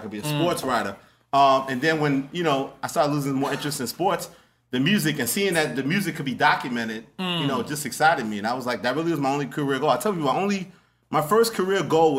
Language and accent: English; New York City, New York, United States; Growing up in Queens, right.